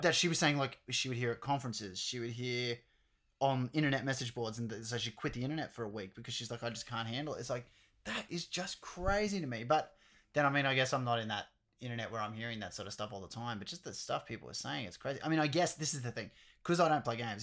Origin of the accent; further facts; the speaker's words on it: Australia; we're Australian as well